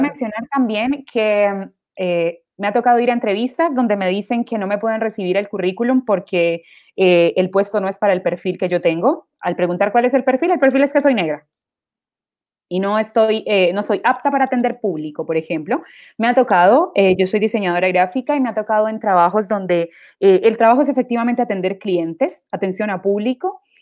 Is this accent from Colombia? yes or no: yes; Quibdó, Chocó, Colombia; moved away as an adult; now in Chile; la ciudad que soy yo, en, en, Colombia, que es Quibdó, que es el Pacífico colombiano